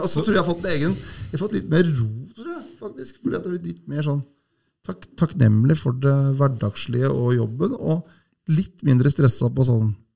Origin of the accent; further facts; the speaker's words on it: Hamar area, Innlandet, Norway; Jeg er jo ikke fra Hamar, da, men jeg, Hamar er liksom byen min